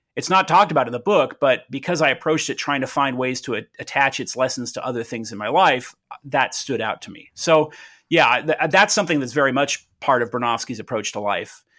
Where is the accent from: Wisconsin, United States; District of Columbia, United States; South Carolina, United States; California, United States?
California, United States; Southern; I was born in Southern California in nineteen seventy-six.